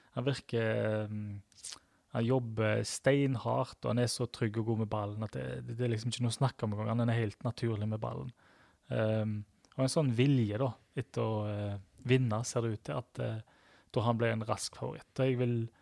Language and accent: Norwegian; Sveio, Vestland, Norway; Jeg er fra Sveio